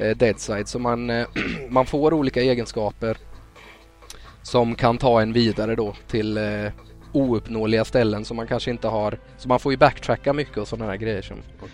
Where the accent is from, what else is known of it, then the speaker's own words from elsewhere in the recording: Västervik, Kalmar County, Sweden; moved away; Jag kommer ju från Västervik från början